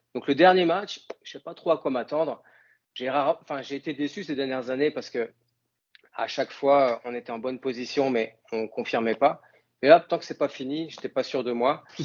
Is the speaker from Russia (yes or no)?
no; north of France, France; accent: accent du nord de la France; moved away as an adult; now in Canada; j'ai gardé mon accent français, j'ai gardé mon accent du nord de la France